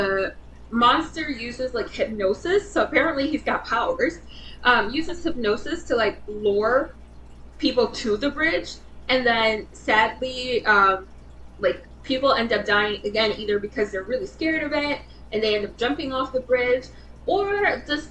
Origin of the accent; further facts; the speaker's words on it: Michigan, United States; We are from Michigan